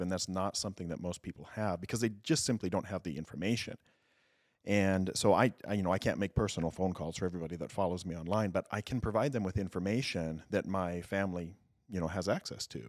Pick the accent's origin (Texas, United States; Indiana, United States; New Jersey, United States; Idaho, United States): Idaho, United States; Southeast; moved away as an adult; I am an Idaho native. I grew up in Southeast Idaho.